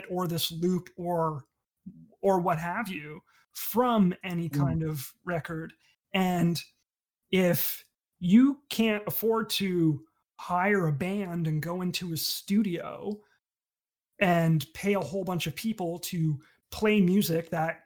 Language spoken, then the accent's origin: English; Sarnia, Ontario, Canada; growing up in Sarnia, there's no scene for that.